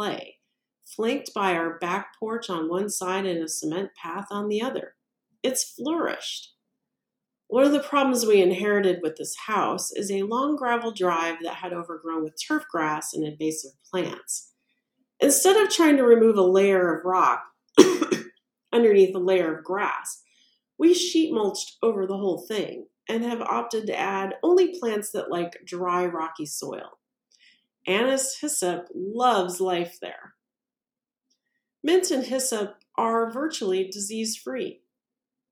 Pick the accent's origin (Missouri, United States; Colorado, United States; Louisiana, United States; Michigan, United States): Missouri, United States; my home state of Missouri